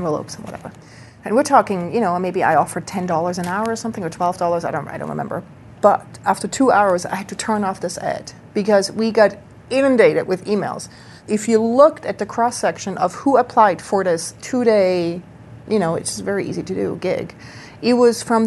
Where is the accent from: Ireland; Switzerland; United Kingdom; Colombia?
Switzerland; now in Brooklyn, United States; I grew up in Switzerland